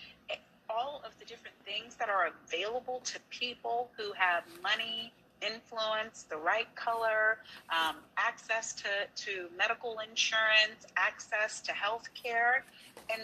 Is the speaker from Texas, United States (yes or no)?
yes; Texas, United States; my home state of Texas